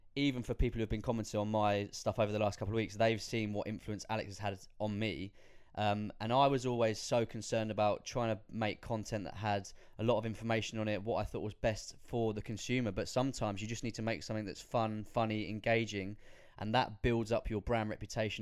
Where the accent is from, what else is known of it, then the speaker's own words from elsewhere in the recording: United Kingdom; as British people